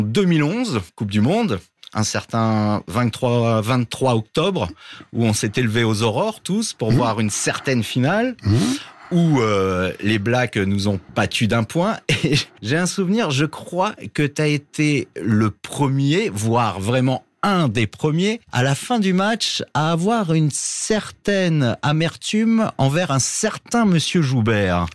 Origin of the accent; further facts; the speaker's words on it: Perpignan, Occitania, France; je viens de Perpignan